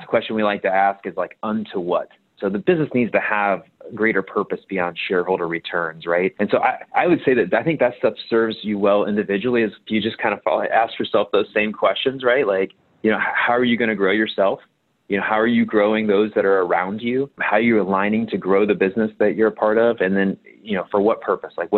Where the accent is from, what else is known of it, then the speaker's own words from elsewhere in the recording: Cincinnati, Ohio, United States; moved away as an adult; also born or lived in Indiana; I'm originally from Cincinnati, Ohio, near a suburb near where Kings Island is.